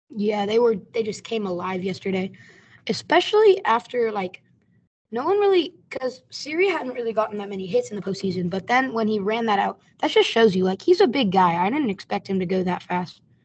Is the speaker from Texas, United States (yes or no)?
yes; Houston, Texas, United States; we're from Houston